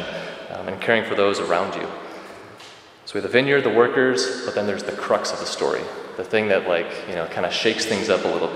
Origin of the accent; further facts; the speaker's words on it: Rockford, Illinois, United States; moved away as an adult; now in Fox Valley area, United States; I was raised in Rockford, so I'm kind of a transplant to the Fox Valley area.